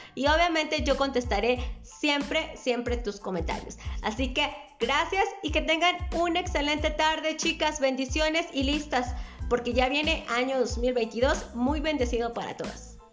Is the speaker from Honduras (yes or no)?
no; Mexico; Soy de la República Mexicana